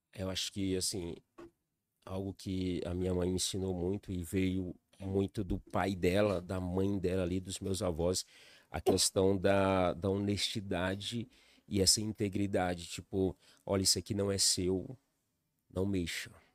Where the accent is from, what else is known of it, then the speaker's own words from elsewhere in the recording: Piauí, Brazil; moved away as an adult; also born or lived in Recanto das Emas, Federal District; now in Brasília, Brazil; Sou natural do Piauí, é a cidade ali do interior